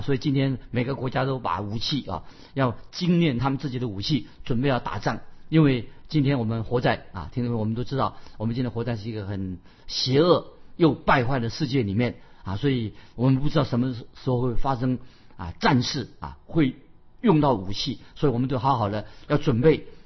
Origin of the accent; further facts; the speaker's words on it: China; 我们中国人有一句话，俗语说“居安思危”